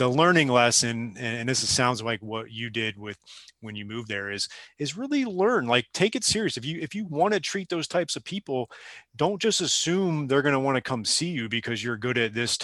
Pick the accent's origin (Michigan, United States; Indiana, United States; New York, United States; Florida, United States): Florida, United States; South; when I came down to South Florida, I'm originally from down here.